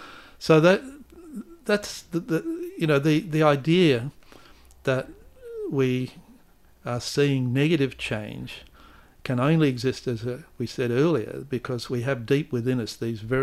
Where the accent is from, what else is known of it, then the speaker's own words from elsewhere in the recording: Manning, Western Australia, Australia; the fact that I was born and bred in Manning, working class boy, English is my only language.